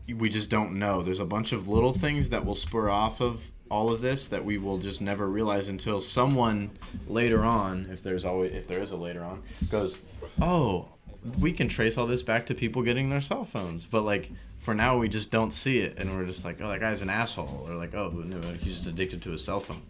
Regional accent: Milpitas, California, United States; also born or lived in San Francisco; I'm from San Jose, or Milpitas, actually, to be more specific, but San Jose for people who don't know the area

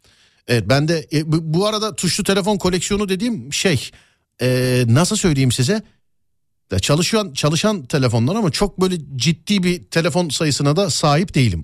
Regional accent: Istanbul, Turkey; ben orada doğdum büyüdüm

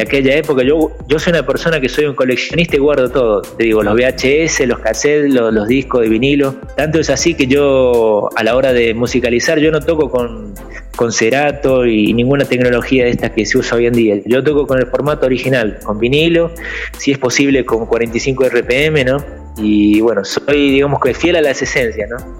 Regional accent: Buenos Aires, Argentina; moved away as an adult; also born or lived in interior of Argentina; now in São Paulo, Brazil; yo soy del interior, pero, o sea, mi familia fue a vivir a la capital, digamos, este, ya de pequeño

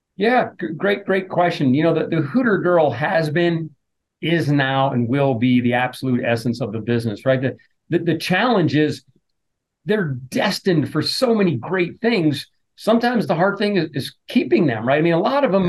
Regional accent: New Jersey, United States; moved away; my parents owned an Italian deli growing up in New Jersey

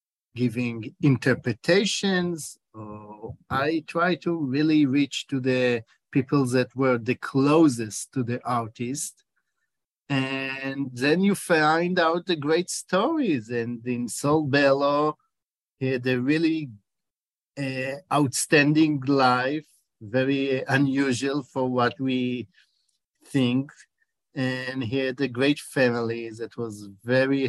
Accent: Israel; accent: Israeli; English is a second language; also born or lived in Chicago, United States; you can hear my accent that I'm in Israeli, but I'm Chicago born.

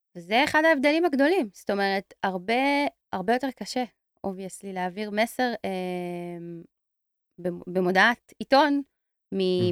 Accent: Tel Aviv, Tel Aviv District, Israel; אני תל אביבית

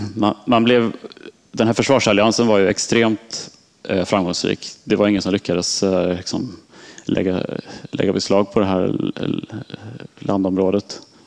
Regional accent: Sweden; moved away as an adult; also born or lived in Switzerland; som svensk

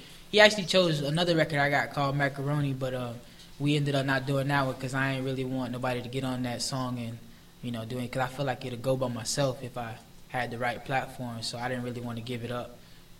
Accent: Palm Beach, Florida, United States; I'm from Palm Beach.

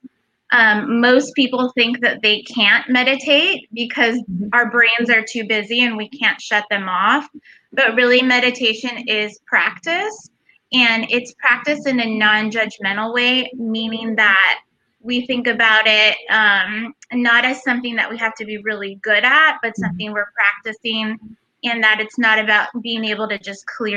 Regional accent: Los Angeles, California, United States; moved away as an adult; now in Sacramento, United States; I am a Mexican-American woman born and raised in Los Angeles

